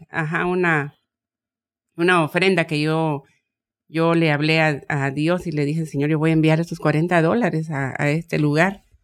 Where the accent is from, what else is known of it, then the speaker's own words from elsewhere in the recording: Guatemala; moved away; aterrizamos con, con todo lo que vendí allá en mi país, en Guatemala.